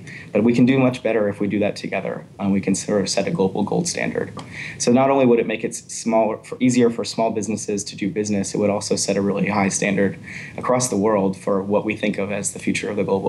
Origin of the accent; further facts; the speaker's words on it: United States; I'm an American.